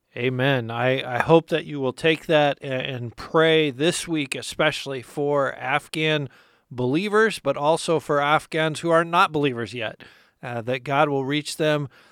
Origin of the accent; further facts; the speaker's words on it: United States; us as American Christians